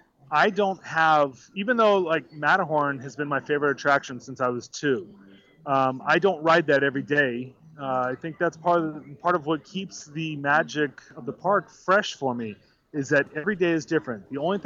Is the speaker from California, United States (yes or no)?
yes; Huntington Beach, California, United States; I'm from Huntington Beach. I live about 12 miles away from the park.